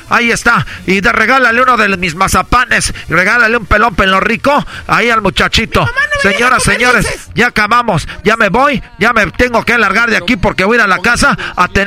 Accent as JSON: {"language": "Spanish", "country": "Mexico", "said": "como buen mexicano, tenemos aquí"}